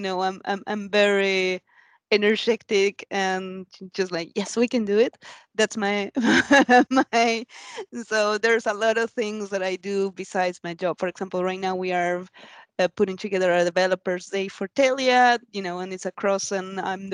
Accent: Argentina; now in Sweden; I come from another culture because I'm from Argentina

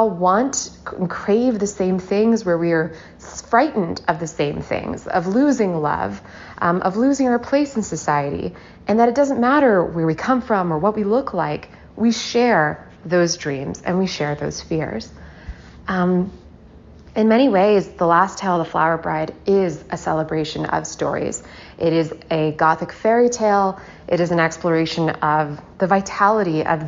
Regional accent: the South, United States; Growing up in the South

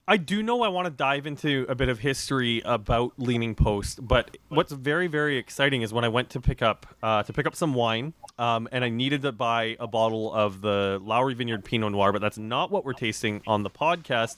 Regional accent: Regina, Saskatchewan, Canada; I grew up in Regina

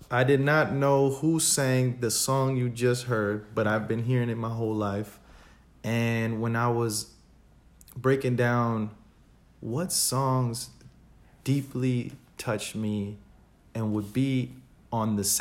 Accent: New York, United States; English is a second language; Growing up, being in ESL and being the what quote unquote the minority, but I feel like in New York.

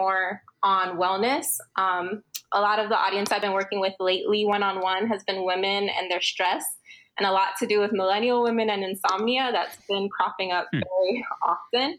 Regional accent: Florida, United States; also born or lived in Los Angeles / Miami / Thailand; My family's from Florida, or I was raised in Florida, and majority of my family lives in Honduras

